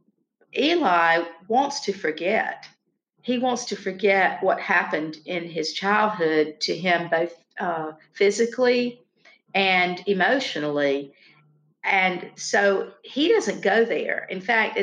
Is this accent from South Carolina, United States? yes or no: yes; Lancaster, South Carolina, United States; I grew up in the small town of Lancaster, South Carolina